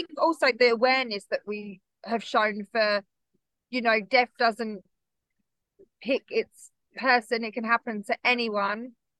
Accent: United Kingdom; we're so British, even the way people think I should be at 33 and a widow

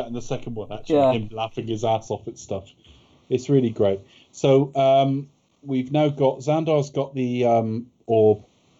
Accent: United Kingdom; Yeah, we're British, we're gentlemen.

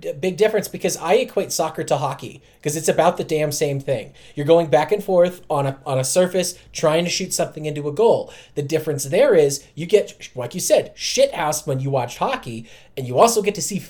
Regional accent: United States; I'm from America, okay?

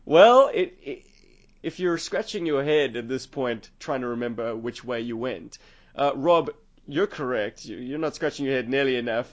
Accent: South Africa; South Africa

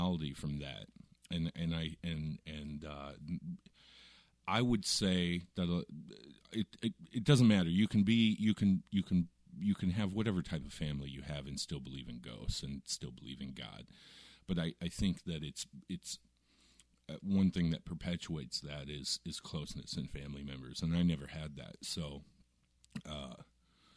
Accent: Southwest Iowa, United States; I grew up in Iowa, Southwest

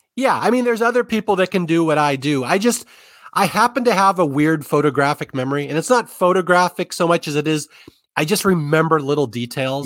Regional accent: Seattle, Washington, United States; now in Southern California, United States; I grew up in Seattle. I am a lifelong Northwesterner. I don't live there anymore. I've been in Southern California for a while

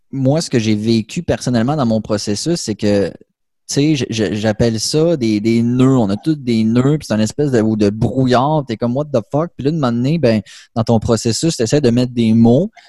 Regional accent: Quebec, Canada; now in Charlevoix, Canada; moi, euh, moi ça, a donné avec un déménagement aussi. Tu sais, je suis parti de la Côte-Nord, je suis rendu dans Charlevoix.

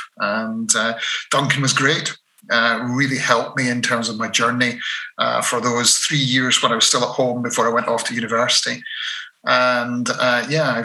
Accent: Dunblane, Scotland, United Kingdom; I was brought up in Dunblane

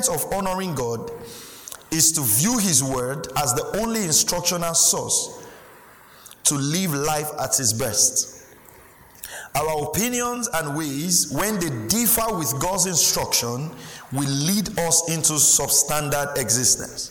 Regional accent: Delta, Nigeria; I was from Delta

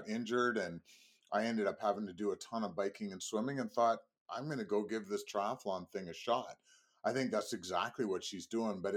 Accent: Canada; I am Canadian

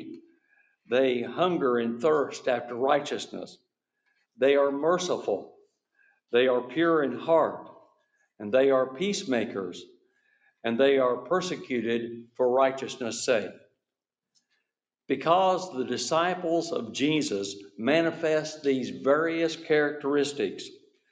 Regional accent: Kansas, United States; I'm from Kansas

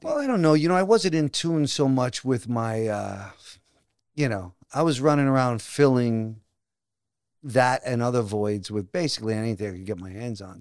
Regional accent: New Jersey, United States; also born or lived in Brooklyn, New York; I grew up, I was born in Brooklyn, then moved to Jersey when I was six

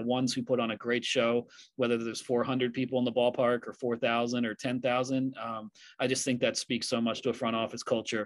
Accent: Philadelphia, Pennsylvania, United States; now in New York City, United States; I grew up in the Philadelphia area. I live in New York City

